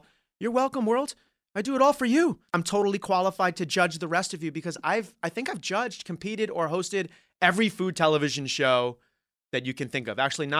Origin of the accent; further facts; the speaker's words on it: Glasgow, Scotland, United Kingdom; Yes. I, from Glasgow's in Scotland last time I checked.